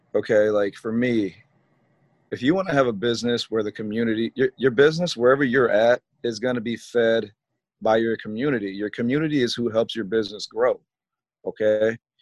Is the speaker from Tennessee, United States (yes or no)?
no; Rock Island, Illinois, United States; I am from Rock Island, Illinois. I graduated from Rocky in 2003